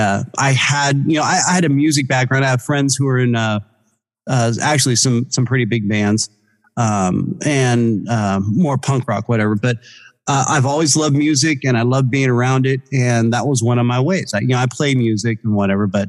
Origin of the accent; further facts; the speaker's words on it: Bay Area, California, United States; I'm from California. I'm from the Bay Area